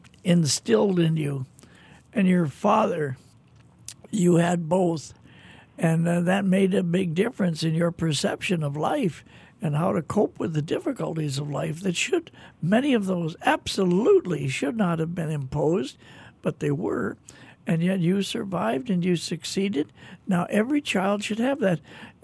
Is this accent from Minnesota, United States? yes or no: yes; Minneapolis, Minnesota, United States; I grew up in Minneapolis, Minnesota, I was thinking driving to the studio today, I can remember when I was 6, 7 years old, this time of year wearing a snowsuit.